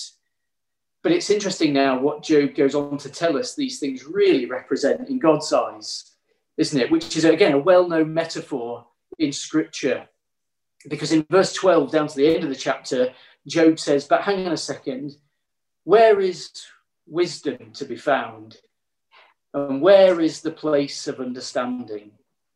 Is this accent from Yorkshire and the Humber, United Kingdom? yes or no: yes; Yorkshire and the Humber, United Kingdom; growing up in Yorkshire, my grandpa was a miner